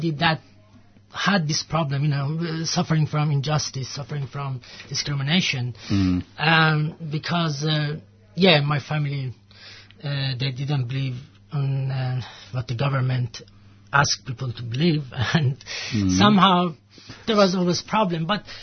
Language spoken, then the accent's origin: English; Iran; moved away; I'm from Iran.